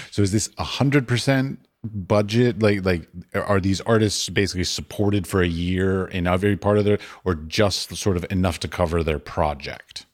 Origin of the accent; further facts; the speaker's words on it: United States; now in Norway; as an American.